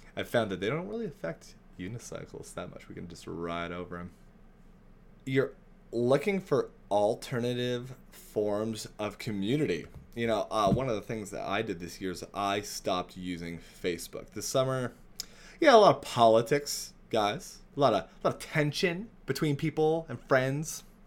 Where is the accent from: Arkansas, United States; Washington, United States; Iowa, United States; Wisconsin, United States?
Washington, United States; Spokane; Spokane, my hometown.